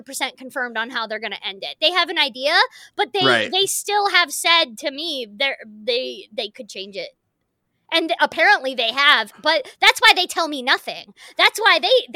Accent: United States; as an actor and as an American

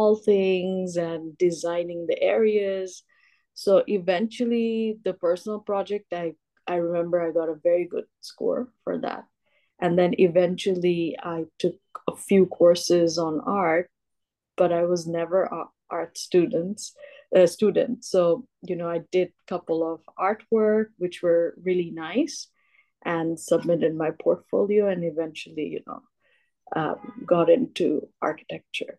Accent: Bangladesh; also born or lived in Los Angeles, United States; I was born and brought up in Bangladesh

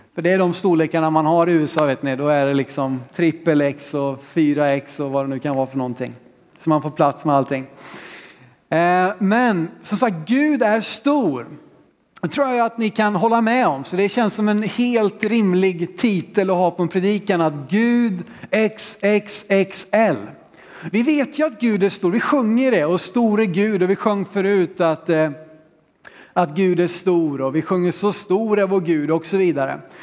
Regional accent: Sweden; vi som vet hur det ska gå till här hemma i Sverige

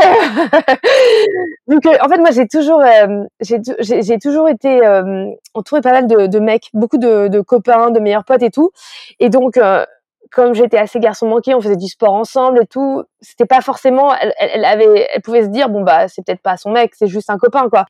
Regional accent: France; je suis née en France

